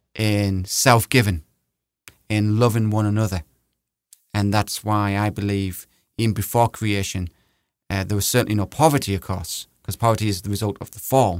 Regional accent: England, United Kingdom; now in United States; We're both English here

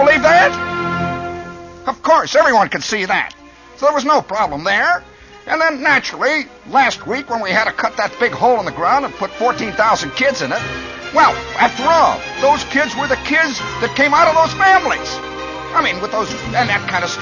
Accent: Midwest, United States; I come from the Midwest

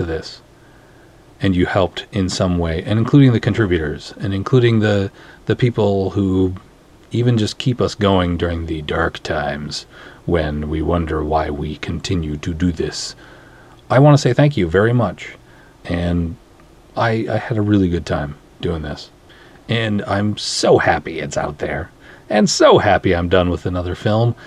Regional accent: Minnesota, United States; I'm from Minnesota

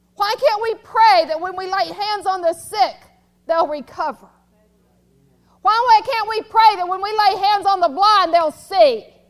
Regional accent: United States; I'm an American, I know one language

